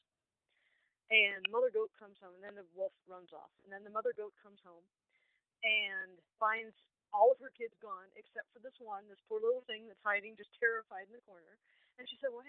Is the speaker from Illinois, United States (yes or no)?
yes; Chicago suburbs, Illinois, United States; now in Peoria, United States; I grew up about 2.5 hours north in the Chicago suburbs